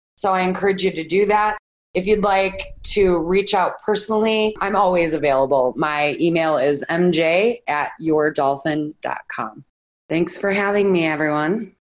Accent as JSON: {"language": "English", "town": "Chicago", "region": "Illinois", "country": "United States", "moved": "yes", "lives_now": "Phoenix, United States", "said": "I'm from Chicago, so I miss one of my local radio stations living here in Phoenix."}